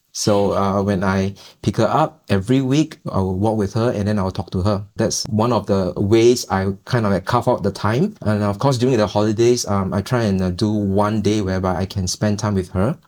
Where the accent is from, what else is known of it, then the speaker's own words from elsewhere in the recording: Singapore; We are a Singaporean family